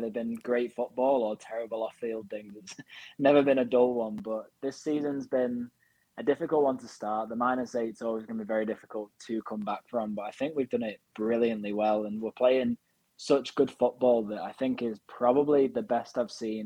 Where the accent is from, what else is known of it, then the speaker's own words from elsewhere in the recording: Wigan, North West England, United Kingdom; I was born in Wigan